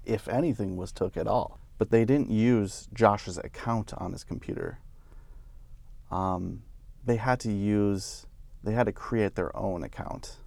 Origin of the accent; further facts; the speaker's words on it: St. Cloud, Minnesota, United States; I grew up in Saint Cloud